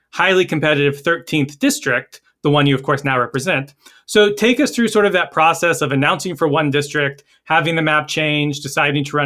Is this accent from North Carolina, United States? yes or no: yes; North Carolina, United States; North Carolina, of course, my home state